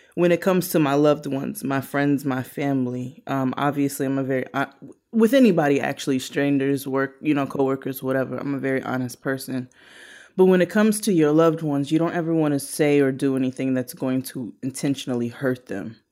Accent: New York City, New York, United States; I'm, I'm from Brooklyn

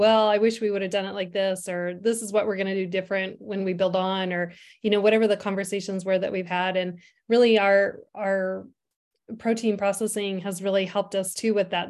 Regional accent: Sturgis, South Dakota, United States; now in Faulkton, United States; I was raised on the western part of the state, so I'm originally from the Sturgis area

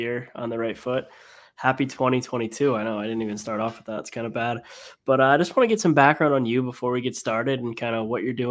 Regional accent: Northeast, United States; I've been a lifelong Bruins fan growing up in the Northeast

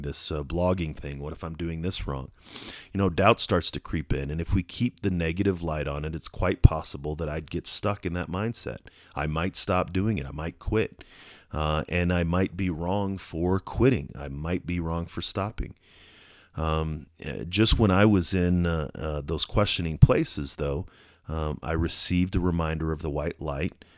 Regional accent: Colorado Springs, Colorado, United States; here in my hometown of Colorado Springs

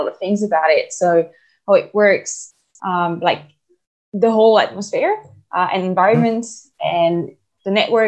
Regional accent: France; accent: French; English is a second language; moved away as an adult; also born or lived in Brisbane, Australia; now in Australia; I'm French. So that's where my accent comes from.

